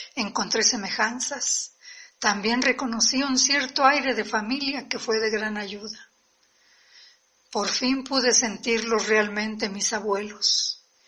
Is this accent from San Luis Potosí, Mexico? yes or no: yes; Cerritos, San Luis Potosí, Mexico; cuatro generaciones que nacimos en Cerritos, San Luis Potosí